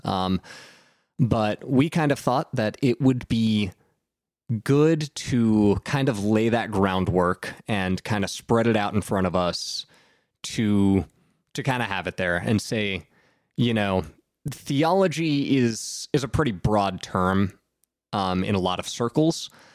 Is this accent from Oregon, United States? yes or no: no; Southern Ohio, United States; I grew up in Southern Ohio